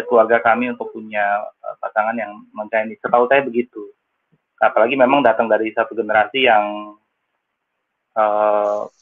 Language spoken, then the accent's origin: Indonesian; Pontianak, West Kalimantan, Indonesia; born there; uh, dari suku Tionghoa. Ya saya lahir di Pontianak dari keluarga Chinese.